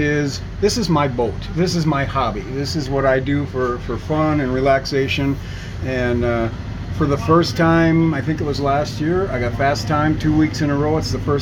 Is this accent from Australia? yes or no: no; Neenah, Wisconsin, United States; Neenah is my hometown.